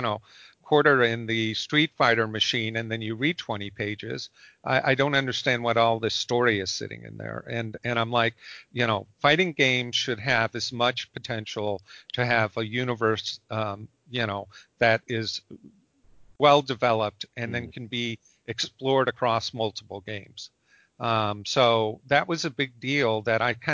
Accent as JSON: {"language": "English", "town": "Chicago", "region": "Illinois", "country": "United States", "said": "I'm from Chicago"}